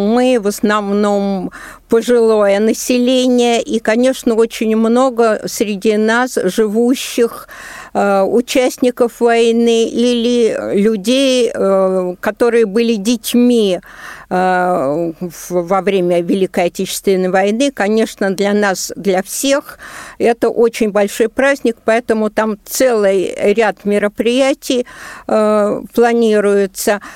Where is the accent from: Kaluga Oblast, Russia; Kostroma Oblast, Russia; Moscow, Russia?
Moscow, Russia; мы, москвичи